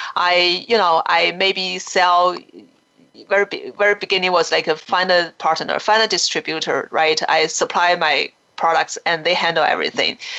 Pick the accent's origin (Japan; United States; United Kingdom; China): China; when we grew up in China